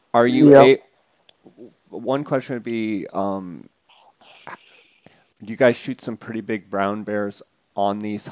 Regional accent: Arizona, United States; I'm from Arizona

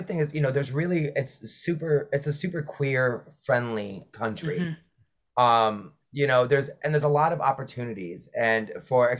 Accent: United States; moved away as an adult; also born or lived in New York City, United States; now in Netherlands; I'm American, but I moved here.

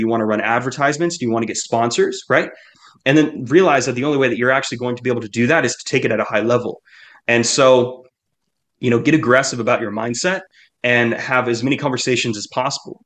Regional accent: United States; I'm American

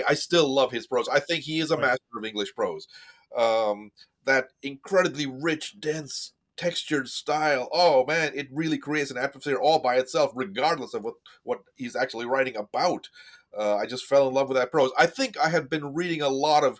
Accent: Midwest, United States; also born or lived in India; I came to the U.S. when I was 5, settled in the Midwest

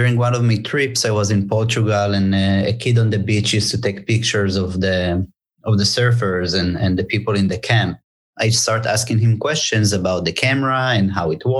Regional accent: Tel Aviv, Tel Aviv District, Israel; moved away as an adult; now in Los Angeles, United States; originally I'm from Tel Aviv, Israel. And after the military service, like any Israeli

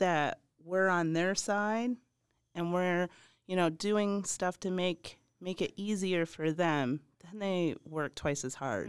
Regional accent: Michigan, United States; moved away; I'm originally from Michigan, and I married a man from Eastern Green

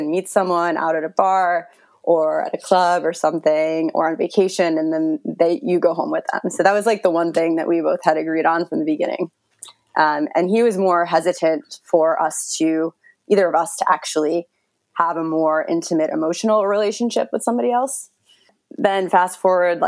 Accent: New York, United States; moved away as an adult; now in Berlin, Germany; I live in Berlin, but I'm from New York

